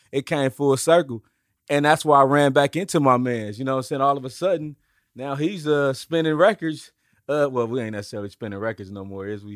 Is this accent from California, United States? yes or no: yes; Oakland, California, United States; I grew up in Oakland